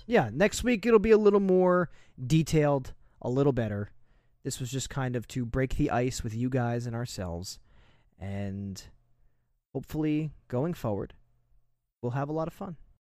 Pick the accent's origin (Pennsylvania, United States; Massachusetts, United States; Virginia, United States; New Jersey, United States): New Jersey, United States; I was from New Jersey. I am from New Jersey